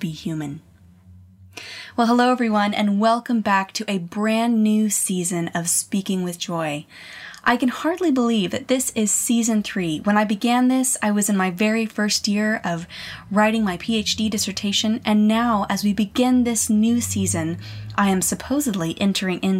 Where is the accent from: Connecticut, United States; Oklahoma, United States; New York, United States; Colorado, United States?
Colorado, United States; Colorado Springs; my hometown in Colorado Springs